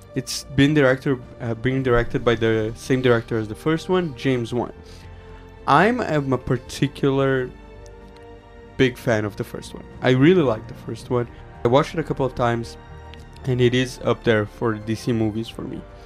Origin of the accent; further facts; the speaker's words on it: Brazil; moved away; my home country of Brazil